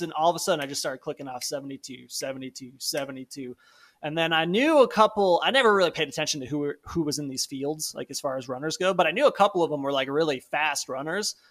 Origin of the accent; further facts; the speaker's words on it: Palatine, Illinois, United States; my hometown of Palatine